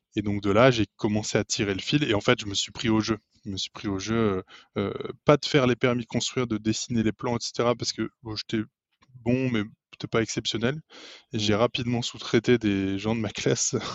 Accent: Lille, Hauts-de-France, France; je suis lillois j'ai 29 ans

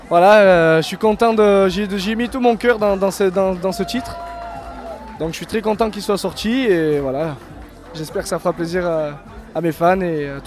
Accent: Gap, Provence-Alpes-Côte d'Azur, France; moi j'ai grandi dans le sud, dans, à Gap exactement, dans le 05. J'ai passé mon enfance là-bas.

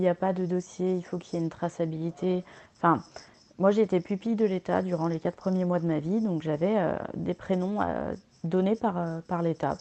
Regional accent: France; je suis née sous X en France

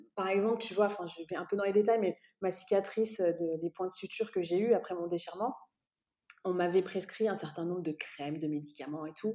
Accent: France; moved away as an adult; also born or lived in Dubai, United Arab Emirates; now in Bahrain; je suis née en France

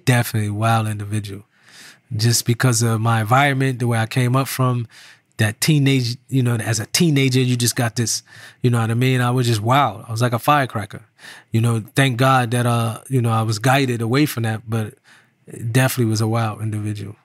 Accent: Irvington, New Jersey, United States; I was from New Jersey, but that particular time growing up, my neighborhood in Irvington

